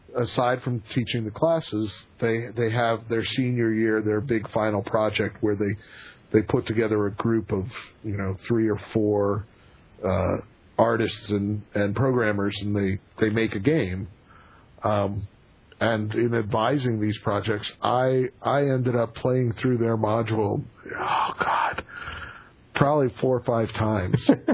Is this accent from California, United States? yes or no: no; Pennsylvania, United States; moved away; I am originally from Pennsylvania